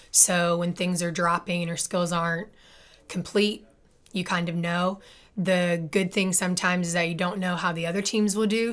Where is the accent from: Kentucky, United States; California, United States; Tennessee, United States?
Tennessee, United States; Memphis; moved away as an adult; also born or lived in North Carolina / South Carolina / Indiana; I'm actually born and raised in Memphis, Tennessee